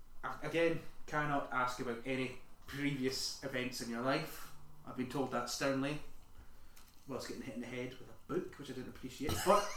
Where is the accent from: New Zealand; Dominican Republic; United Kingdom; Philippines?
United Kingdom; Sheffield, Yorkshire and the Humber; Yeah. I'm from Sheffield originally.